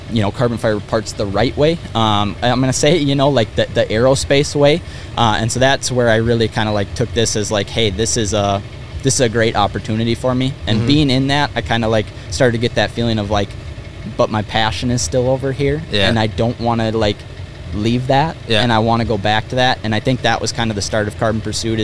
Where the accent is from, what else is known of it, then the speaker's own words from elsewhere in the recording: Rogers, Minnesota, United States; we're from kind of north of the Twin Cities here in Minnesota. So kind of the Rogers Elk River area